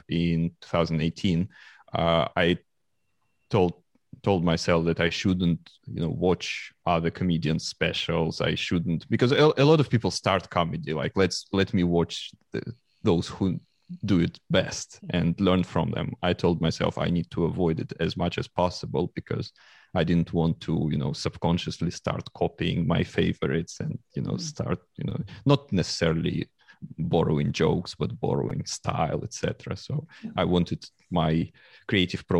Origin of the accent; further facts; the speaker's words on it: Moscow Oblast, Russia; English is a second language; now in London, United Kingdom; I was born in Moscow and I spent all my youth like near Moscow. It was a small town, 50 kilometers from Moscow